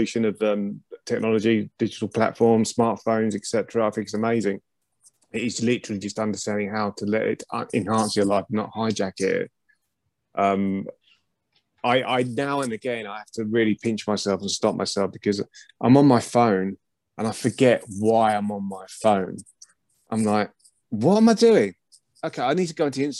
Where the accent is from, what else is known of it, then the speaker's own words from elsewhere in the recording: Chatham, South East England, United Kingdom; moved away as an adult; now in Norfolk, United Kingdom; I was born in Chatham in Kent. I haven't been there for years. And I'm now in Norfolk, by the way.